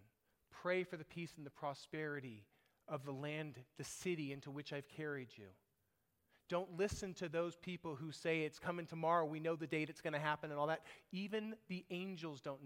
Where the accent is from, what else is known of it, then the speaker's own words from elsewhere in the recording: United States; we were raised here. We think like Americans.